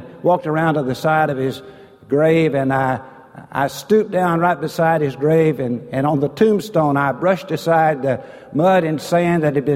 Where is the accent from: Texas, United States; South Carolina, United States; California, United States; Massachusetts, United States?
Texas, United States; East; I'm from East Texas